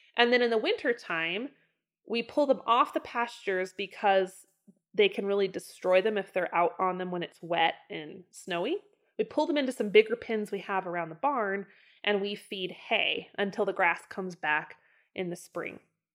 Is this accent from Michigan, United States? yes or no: no; Idaho, United States; even like my hometown of Northern Idaho growing up. The pastures there were so much richer and so much fuller.